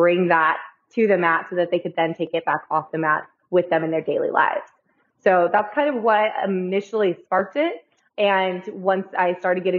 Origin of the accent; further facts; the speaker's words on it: California, United States; moved away as an adult; I came from California originally.